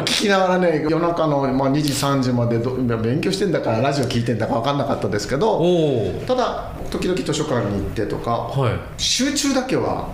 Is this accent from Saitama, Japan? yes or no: no; Okayama, Japan; also born or lived in Kyoto; now in Kizugawa, Japan; まあ、今関西弁ですけ僕岡山ですけど